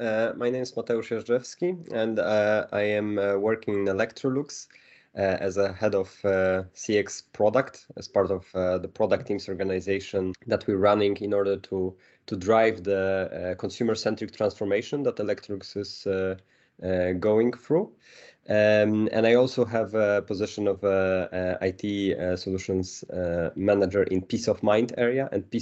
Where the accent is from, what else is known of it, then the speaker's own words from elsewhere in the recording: Poland; moved away as an adult; now in Stockholm, Sweden; I'm originally coming from Poland, moving to Stockholm 7 years ago, and since then working with Electrolux.